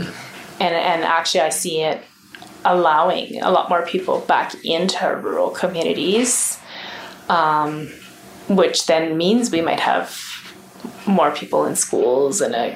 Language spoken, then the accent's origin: English; Alberta, Canada; as proud to be Canadian as I am Albertan